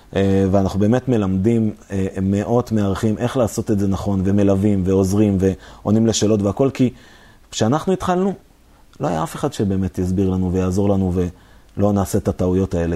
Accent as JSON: {"language": "Hebrew", "country": "Israel"}